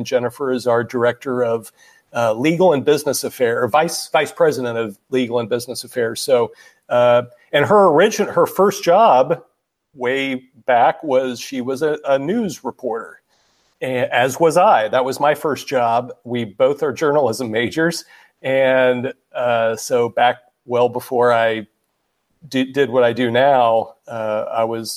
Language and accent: English; Kansas, United States; moved away; We're both from Kansas